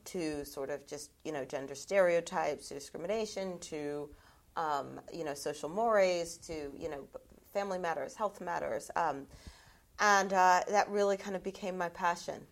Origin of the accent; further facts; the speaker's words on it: United States; I'm American